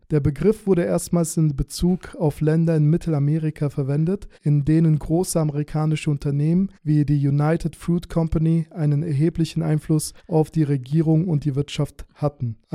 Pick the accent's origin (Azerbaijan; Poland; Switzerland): Azerbaijan; now in Germany; Und ich komme ursprünglich aus Aserbaidschan, aber ich habe jüdische Wurzeln. Deswegen wurden wir dann eingeladen und sind quasi jüdische Migranten.